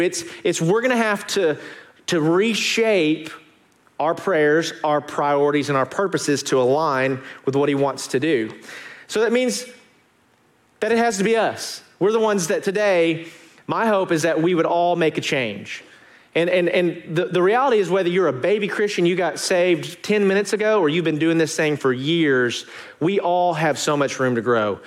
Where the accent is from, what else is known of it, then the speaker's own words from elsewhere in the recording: Arkansas, United States; moved away; I'm from Arkansas